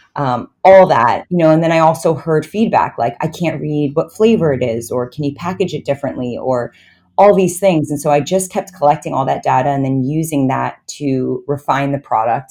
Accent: New York, United States; I grew up in New York, and I actually went to U S C for college

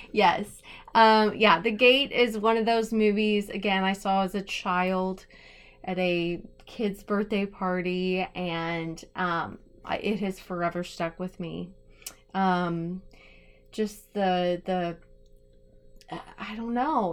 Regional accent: United States; I'm American

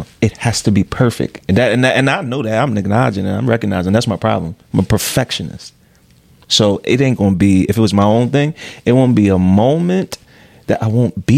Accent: Philadelphia, Pennsylvania, United States; I'm from Philly

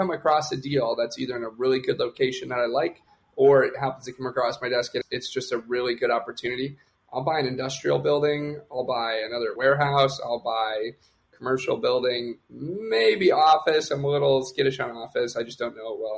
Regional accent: Detroit, Michigan, United States; moved away; also born or lived in Austin; I like helping people back in my hometown, back in Detroit

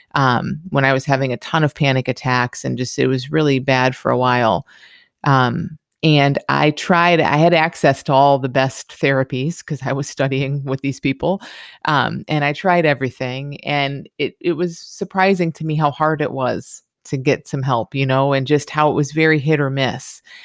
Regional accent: Michigan, United States; moved away; I grew up in Michigan

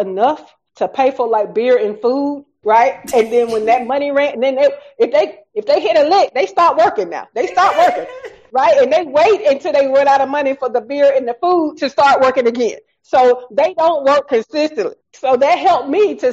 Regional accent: the South, United States; accent: Southern; my Southern accent

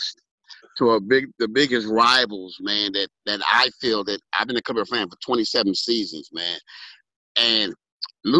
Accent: Los Angeles, California, United States; Born and raised, baby. Hollywood Presbyterian Hospital

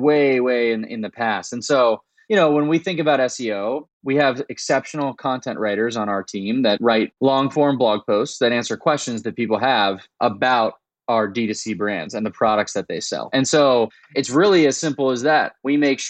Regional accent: Daytona Beach, Florida, United States; moved away as an adult; also born or lived in Washington, D.C. / San Francisco; I grew up in Daytona Beach, Florida

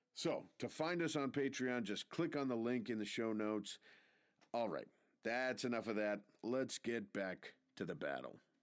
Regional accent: Casco Bay area, Maine, United States; modern-day Portland to Wells, uh, a bunch of little of the coastal towns in between. And this is actually, uh, my hometown. I live in that area

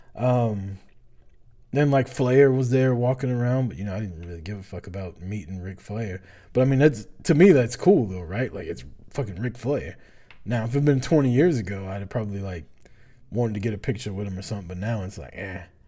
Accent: Atlanta, Georgia, United States; I grew up in Atlanta

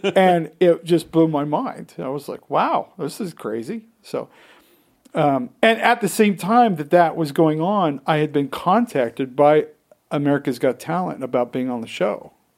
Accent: Utah, United States; growing up in Utah, very different than most places

